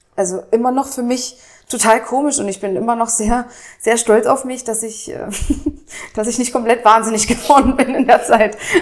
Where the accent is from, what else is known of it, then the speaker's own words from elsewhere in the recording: Dessau-Roßlau, Saxony-Anhalt, Germany; also born or lived in Lutherstadt Wittenberg; now in Berlin, Germany; Ich äh, komme aus Dessau-Rosslau, also da bin ich groß geworden. Äh, geboren wurde ich in der Lutherstadt Wittenberg.